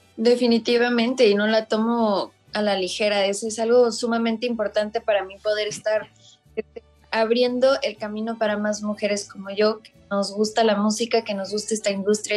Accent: Mexico; nosotros como mexicanos

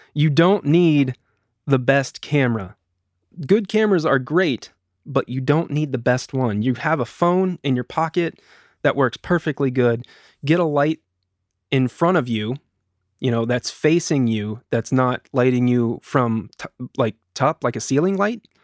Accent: United States; also born or lived in Eugene, Oregon; my wife and I are both from here

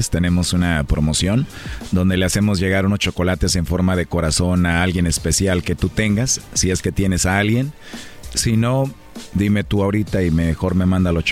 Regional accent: Guadalajara, Jalisco, Mexico; Yo soy de aquí, de Guadalajara.

